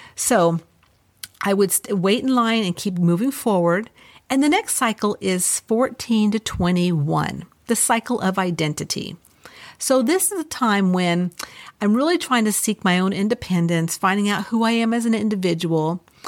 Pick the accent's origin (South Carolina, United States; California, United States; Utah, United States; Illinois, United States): California, United States; Los Angeles; I grew up in Los Angeles